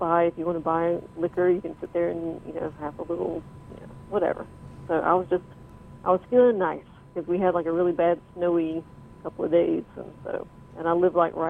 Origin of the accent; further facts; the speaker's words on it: the South, United States; moved away; originally I'm from the South